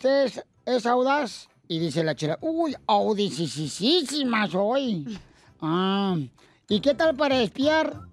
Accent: Morelia, Michoacán, Mexico; de allá, de Morelia. Yo soy de Morelia.

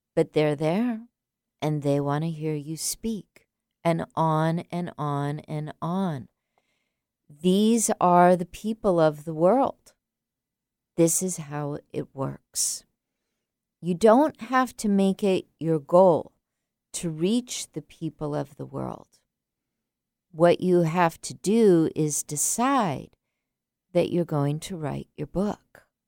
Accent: San Diego, California, United States; I grew up in San Diego as a child

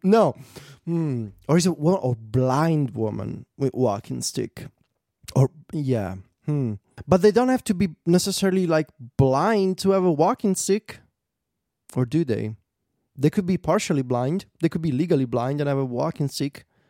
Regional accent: Italy; English is a second language; I'm a poor boy from Italy and English is my second language

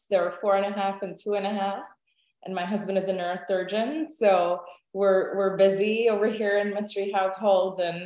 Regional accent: India; moved away as an adult; also born or lived in Houston, United States / Nashville, United States; now in Cincinnati, United States; I grew up in India, and I went to medical school there, and came to the United States in Houston for my residency

